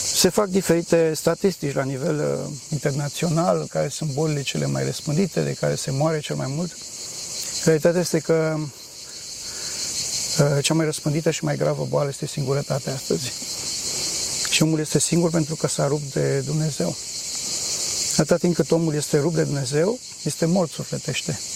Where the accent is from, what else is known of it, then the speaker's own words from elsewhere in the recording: Bucharest, Romania; moved away; am ajuns la București, acasă, sunt din București